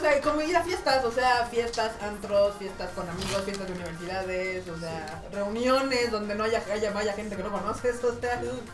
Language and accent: Spanish; Mexico; como mexas latinos